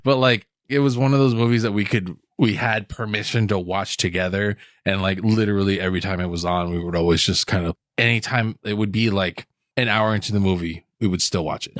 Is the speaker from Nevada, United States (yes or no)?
no; Hawaii, United States; I grew up in Hawaii